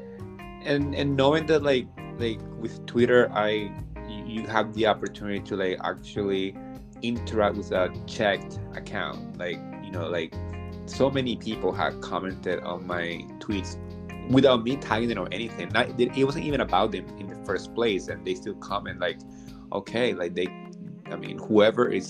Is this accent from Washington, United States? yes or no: no; New Jersey, United States; I grew up in Jersey in the town next to the town where they filmed the first season